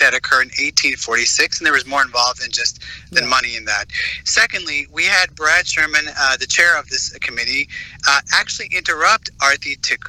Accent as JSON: {"language": "English", "region": "Jammu and Kashmir", "country": "India", "tie": "born or raised there", "also_born_or_lived": "United States", "moved": "yes", "said": "I was born and raised in Kashmir, was then educated in the United States, but Kashmir is still very, very close to my heart."}